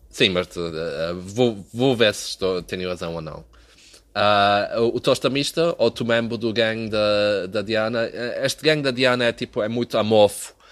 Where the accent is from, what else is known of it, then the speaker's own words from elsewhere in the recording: Azores, Portugal; Não, tu sabes que quando os continentais vêm à nossa terra filmar um filme, nós nem queremos